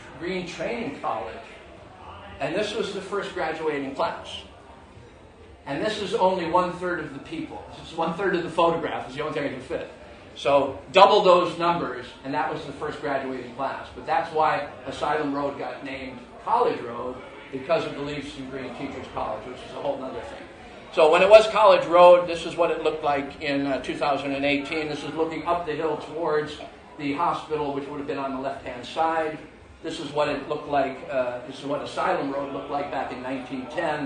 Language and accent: English; United States; moved away as an adult; now in United Kingdom; being an American